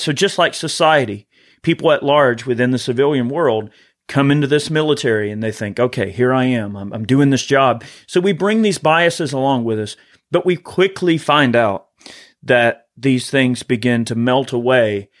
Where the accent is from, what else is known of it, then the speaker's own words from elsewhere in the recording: United States; as an American